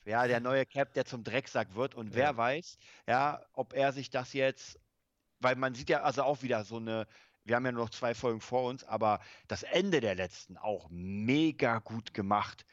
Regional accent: Germany; bei uns in Deutschland

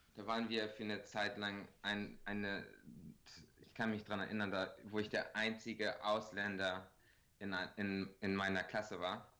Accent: Bremen, Germany; accent: Bremer Akzent; also born or lived in Regensburg; now in Los Angeles, United States; dann bin ich halt in Deutschland so halbdeutsch aufgewachsen

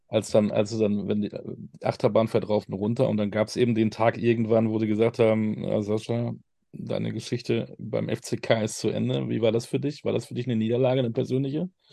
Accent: Münster, North Rhine-Westphalia, Germany; moved away; als Münsteraner

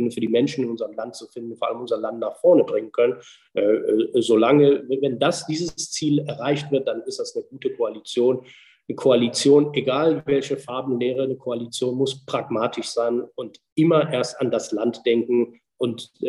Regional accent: North Rhine-Westphalia, Germany; ich komme aus Nordrhein-Westfalen

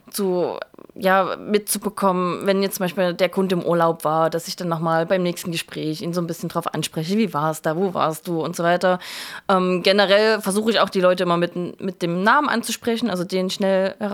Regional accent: Saxony, Germany; also ich bin aus der Nähe von Leipzig ursprünglich und wusste, dass ich auch wieder nach Leipzig zurück möchte.

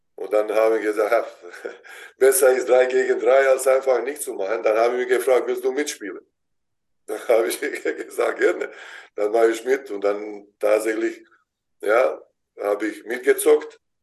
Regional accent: Vareš, Zenica-Doboj Canton, Bosnia & Herzegovina; German is a second language; moved away as an adult; now in Germany; da wo ich ge geboren bin in Bosnien

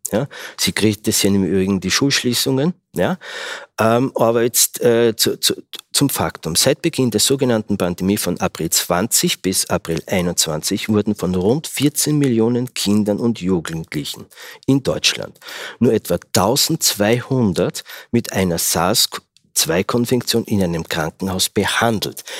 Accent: Austria; ich bin ja Österreicher

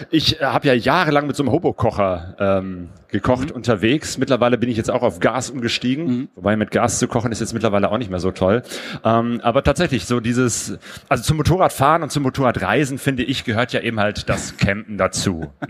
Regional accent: Bergisch Gladbach, North Rhine-Westphalia, Germany; also born or lived in Cologne; now in Essen, Germany; ich bin hier nicht aufgewachsen, sondern in Bergisch Gladbach

